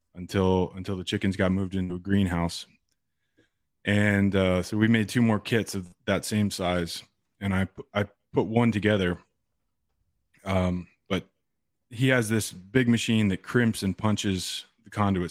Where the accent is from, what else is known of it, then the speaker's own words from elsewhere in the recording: East Coast, United States; moved away; also born or lived in California; I grew up on the East Coast